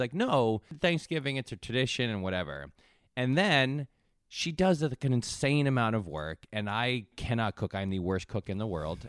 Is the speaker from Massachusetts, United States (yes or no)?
no; Connecticut, United States; I grew up in Connecticut